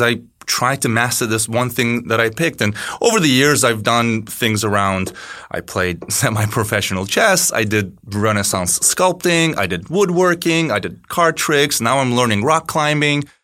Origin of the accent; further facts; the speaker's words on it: Turkey; moved away as an adult; now in Chicago, United States; I am from Turkey. I've been living in Chicago for eleven years now